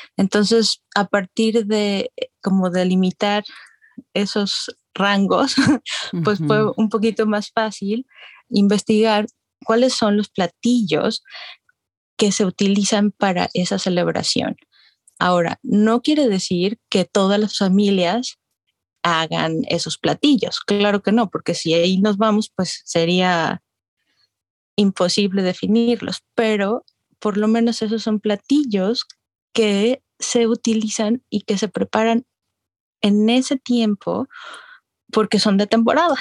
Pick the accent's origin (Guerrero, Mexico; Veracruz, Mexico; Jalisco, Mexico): Jalisco, Mexico; Guadalajara; moved away as an adult; also born or lived in Arizona; now in Austin, United States; soy originaria de Guadalajara, Jalisco, y ahorita vivo en Austin, Texas, desde el 2008, pero pues estudié